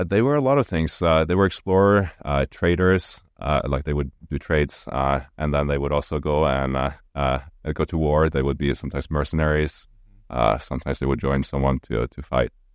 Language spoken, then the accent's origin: English; Stavanger, Rogaland, Norway; English is a second language; moved away as an adult; now in St. Louis, United States; my hometown, uh, in Stavanger